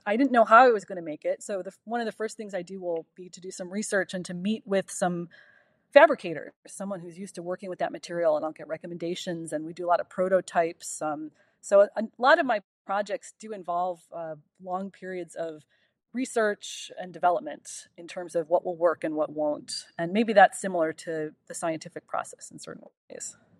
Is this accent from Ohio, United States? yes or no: yes; Euclid, Ohio, United States; moved away; I'm from Cleveland, Ohio, from a, um, suburb just east of Cleveland called Euclid. And it was a ten-minute walk down my little suburban street to Lake Erie.